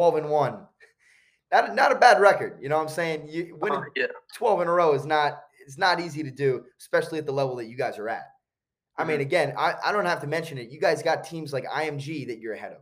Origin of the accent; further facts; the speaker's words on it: New Jersey, United States; I'm from New Jersey